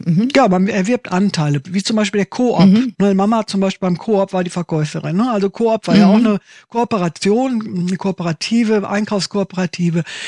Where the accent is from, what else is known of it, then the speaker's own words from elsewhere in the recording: Waltrop, North Rhine-Westphalia, Germany; moved away as an adult; also born or lived in Italy; now in Düsseldorf, Germany; bin aus dem Ort, in dem ich groß geworden bin, das heißt Waltrop. Das ist ein Kaff in der Nähe von Dortmund